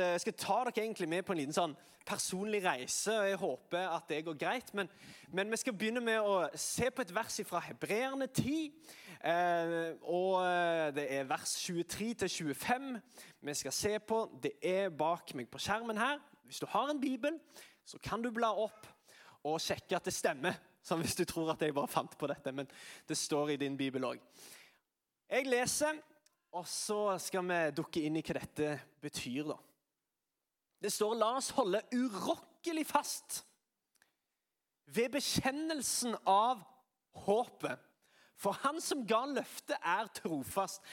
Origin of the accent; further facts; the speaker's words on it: Sandnes, Rogaland, Norway; Jeg er fra Sandnes